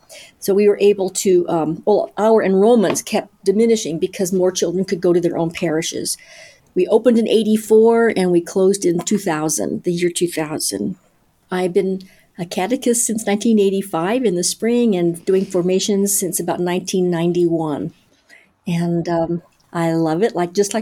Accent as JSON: {"language": "English", "town": "Phoenix", "region": "Arizona", "country": "United States", "said": "I am from Phoenix, Arizona."}